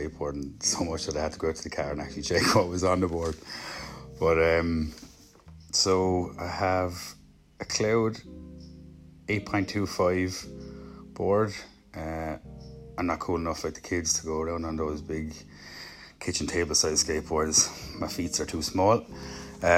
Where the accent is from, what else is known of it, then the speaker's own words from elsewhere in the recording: Waterford, Munster, Ireland; all the way down in the sunny southeast, Waterford City